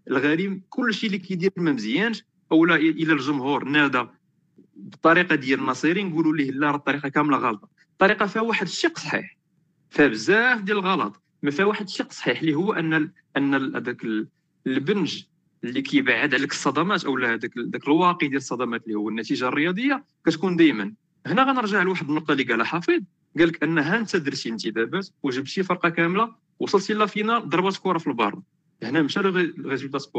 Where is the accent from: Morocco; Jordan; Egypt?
Morocco